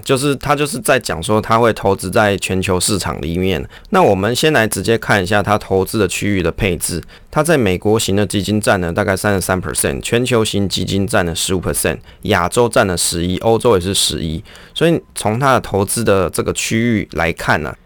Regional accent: Taiwan; 我们是台湾人啊

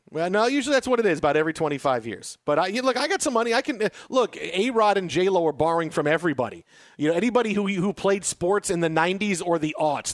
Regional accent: New York, United States; growing up in New York, it was always about Steinbrenner

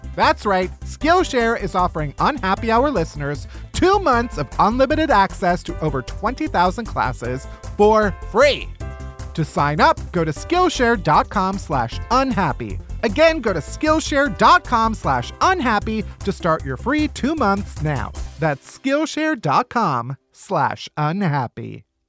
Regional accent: Chicago, Illinois, United States; I'm from Chicago

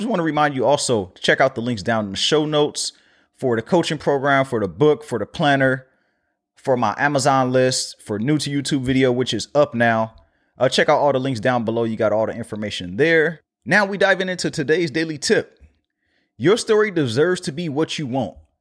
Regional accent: Los Angeles, California, United States; my hometown

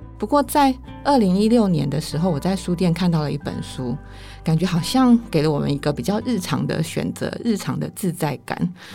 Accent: northern Taiwan, Taiwan; 我是一个从小到大在，在北部长大的人

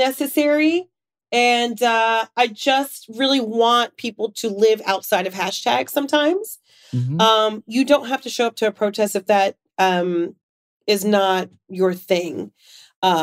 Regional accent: New York, United States; also born or lived in South Florida; I'm a New Yorker

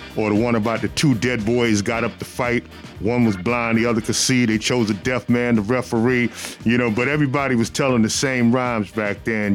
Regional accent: New York City, New York, United States; Growing up in Brooklyn with my family was something that was so important to me

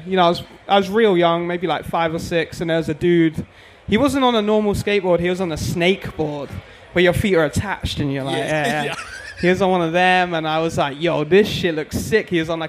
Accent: South East England, United Kingdom; No, just outside. I grew up in like about an hour from London.

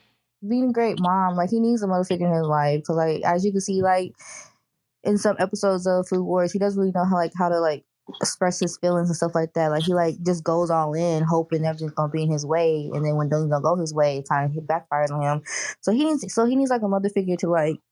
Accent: Texas, United States; I'm from Texas

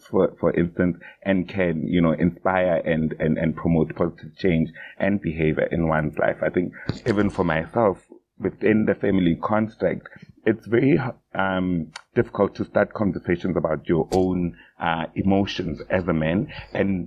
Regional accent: South Africa; as a South African man myself

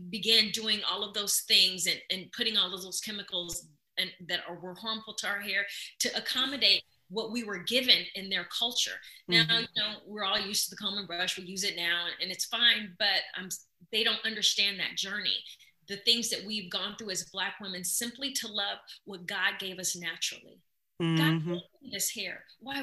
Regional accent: Midwest, United States; I come from the Midwest where grandma have you in the kitchen

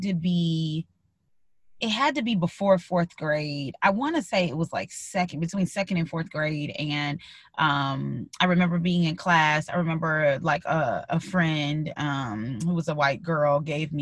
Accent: Midwest, United States; moved away as an adult; also born or lived in Illinois; now in Pennsylvania, United States; growing up in the Midwest

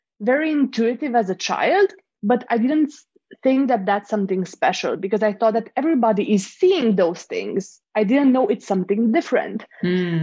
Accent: Romania; moved away; I'm originally from Romania.

